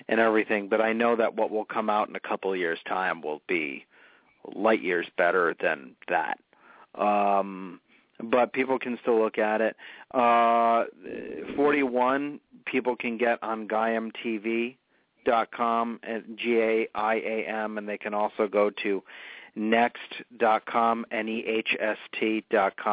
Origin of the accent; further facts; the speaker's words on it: North Smithfield, Rhode Island, United States; also born or lived in London; Slatersville is my hometown, actually. It's in northern Rhode Island in the town of North Smithfield